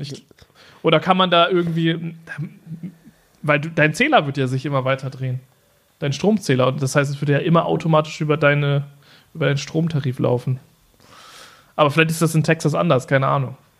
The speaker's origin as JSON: {"language": "German", "town": "Norden", "region": "Lower Saxony", "country": "Germany", "tie": "born or raised there", "said": "in meiner Heimatstadt Norden"}